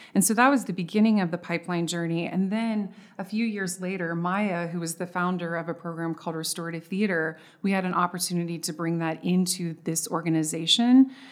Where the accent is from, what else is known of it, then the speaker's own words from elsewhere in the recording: Texas, United States; I'm from Texas.